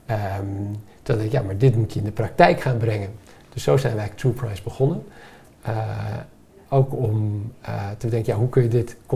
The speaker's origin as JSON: {"language": "Dutch", "country": "Mexico", "tie": "born there", "said": "Dus ik ben geboren in Mexico en ik dacht, ja, we hebben hier niet heel veel zon, maar wel heel veel golfslag."}